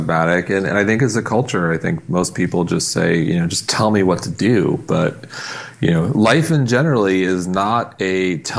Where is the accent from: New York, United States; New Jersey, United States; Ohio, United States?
New York, United States; Long Island; now in New York City, United States; I grew up on Long Island